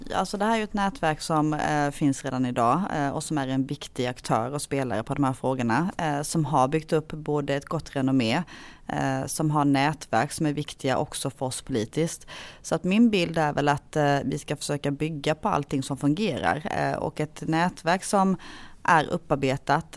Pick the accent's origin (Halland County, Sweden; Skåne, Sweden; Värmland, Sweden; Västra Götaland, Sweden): Halland County, Sweden; Hylte; moved away as an adult; now in Halmstad, Sweden; Jag är eh, född och uppvuxen i Hylte kommun som är en kommun som ligger i Halland men på eh, gränsen till Småland